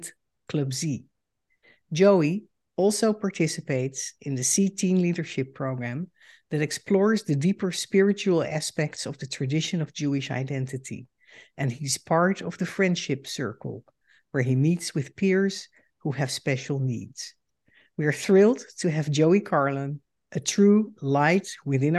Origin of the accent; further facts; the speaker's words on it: Netherlands; moved away as an adult; now in United States; I am a Dutch Jew and the daughter of Holocaust survivors. In 2006, I emigrated to the United States